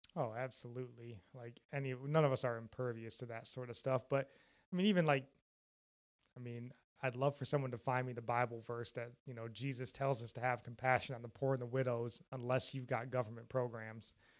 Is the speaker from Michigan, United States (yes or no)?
yes; Jackson, Michigan, United States; we're from Michigan, Jackson, Michigan, more specifically